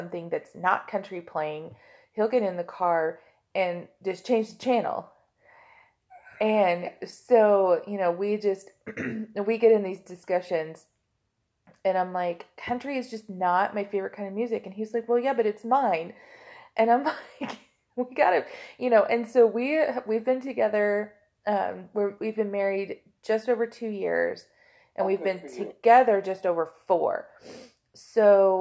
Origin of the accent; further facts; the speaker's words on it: Oklahoma, United States; I'm from Oklahoma